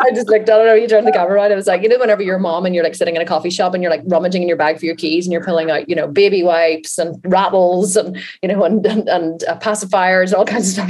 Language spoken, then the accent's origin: English; Ireland; We are Irish